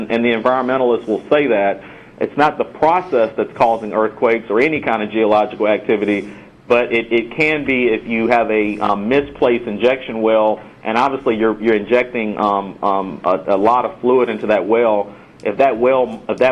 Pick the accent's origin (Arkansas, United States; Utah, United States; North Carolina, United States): North Carolina, United States; the Triad area; In my area, you know, I'm from the Triad area, and in my area, we have the Piedmont Angel Network